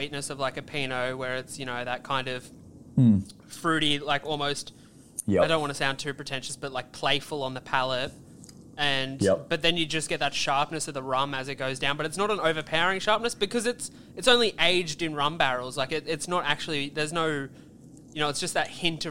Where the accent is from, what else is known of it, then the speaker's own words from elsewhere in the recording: Australia; we're Australian